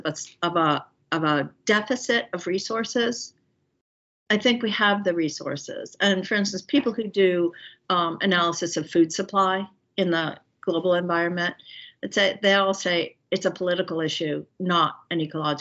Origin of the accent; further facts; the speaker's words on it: Philadelphia, Pennsylvania, United States; I grew up in Center City, Philadelphia, and went to public schools all my life